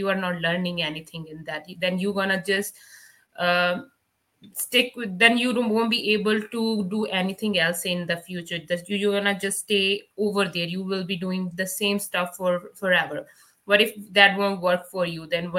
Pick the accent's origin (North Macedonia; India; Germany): India; Punjab; English is a second language; moved away as an adult; now in Canada; back home in India